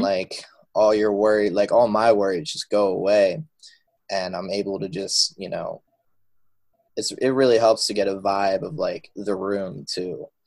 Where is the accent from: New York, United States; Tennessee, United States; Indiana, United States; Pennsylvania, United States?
Pennsylvania, United States; outside of Philadelphia; I grew up outside of Philadelphia, Pennsylvania.